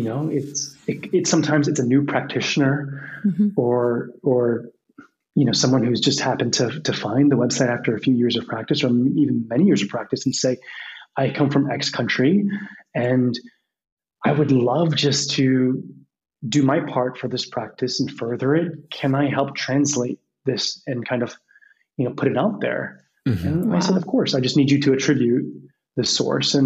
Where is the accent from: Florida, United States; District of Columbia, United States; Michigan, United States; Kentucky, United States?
District of Columbia, United States; Washington; I was born in Washington, D.C.